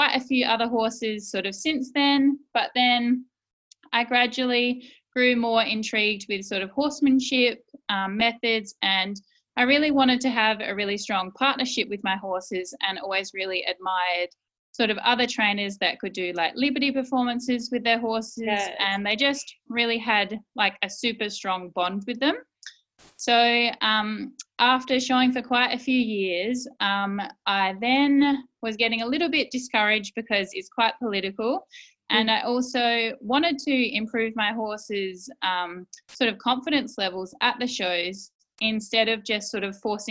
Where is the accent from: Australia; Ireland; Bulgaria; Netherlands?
Australia; South Australia; I'm from South Australia